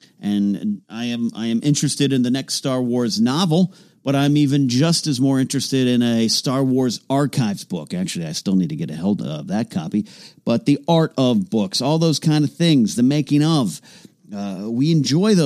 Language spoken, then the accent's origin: English; Arroyo Grande, California, United States; moved away; I will be in Arroyo Grande, California, my hometown, my stomping grounds